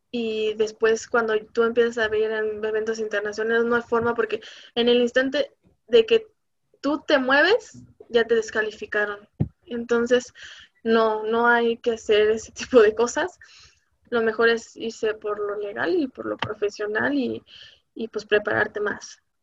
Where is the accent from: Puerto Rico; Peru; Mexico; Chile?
Mexico; aquí en México